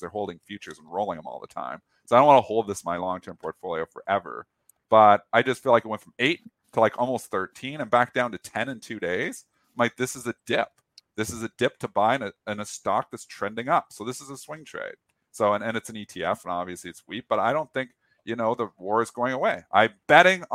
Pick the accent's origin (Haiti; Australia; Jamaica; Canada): Canada; I'm Canadian